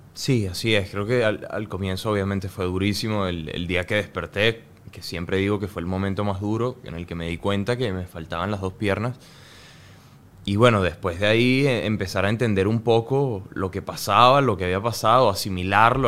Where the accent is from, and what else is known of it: Venezuela; moved away